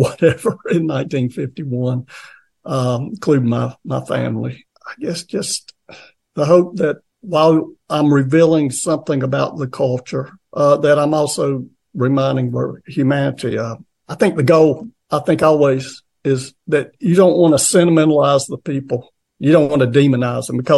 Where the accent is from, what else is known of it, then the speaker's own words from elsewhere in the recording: Appalachia, United States; there's certain cultural aspects of the region I grew up